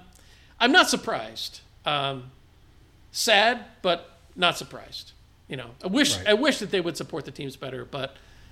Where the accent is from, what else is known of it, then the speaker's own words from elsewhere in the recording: San Francisco Bay Area, California, United States; growing up in the San Francisco Bay Area